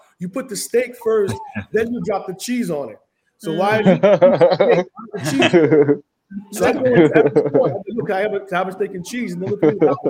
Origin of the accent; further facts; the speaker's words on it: Boston, Massachusetts, United States; English is a second language; also born or lived in Philadelphia; I'm a first generation Haitian, so all my family was in Haiti. Like English is actually my second language. So I grew up in Boston, I grew up in Mass.